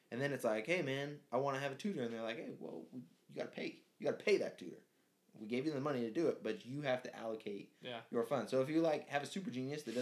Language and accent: English; Tucson, Arizona, United States; I grew up in Tucson. We now live in Tucson